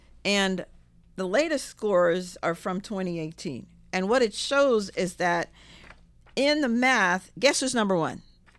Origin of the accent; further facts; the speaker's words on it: Jamaica; don't get me started on that because, you know, I'm from Jamaica.